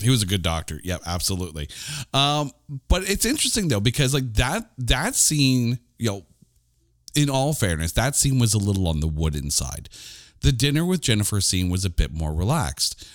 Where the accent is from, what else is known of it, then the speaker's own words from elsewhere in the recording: Canada; I'm a Canadian